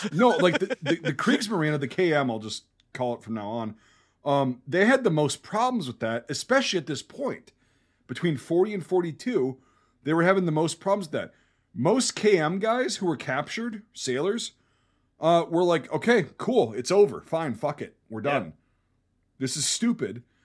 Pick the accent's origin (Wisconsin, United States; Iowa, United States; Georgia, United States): Wisconsin, United States; I grew up in Wisconsin.